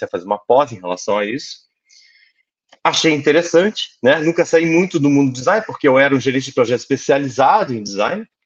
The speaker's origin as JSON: {"language": "Portuguese", "town": "Manaus", "region": "Amazonas", "country": "Brazil", "tie": "born or raised there", "also_born_or_lived": "Curitiba", "moved": "yes", "lives_now": "Portugal", "said": "Olha, sou natural de Manaus, né? Passei boa parte da minha vida em Curitiba. Não obstante, eu queria terra fria, então vim para Portugal."}